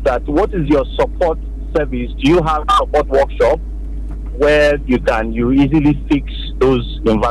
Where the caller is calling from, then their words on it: Akure, Ondo, Nigeria; I'm calling from Akure.